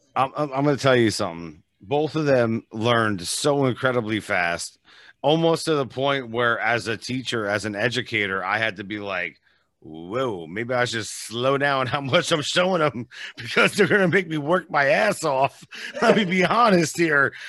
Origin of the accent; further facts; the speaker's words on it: East Coast, United States; now in Las Vegas, United States; I'm from the East Coast originally, and now I live in Vegas, obviously.